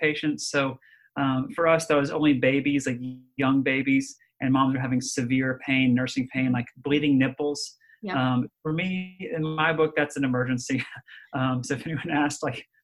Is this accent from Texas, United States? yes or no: yes; Dallas, Texas, United States; also born or lived in Nashville, Tennessee / Birmingham, Alabama / Ohio; now in Alabama, United States; I was born in Dallas